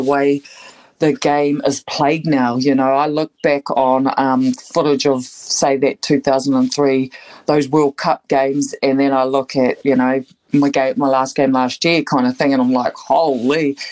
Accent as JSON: {"language": "English", "region": "Waikato", "country": "New Zealand", "said": "the Waikato region where I'm from"}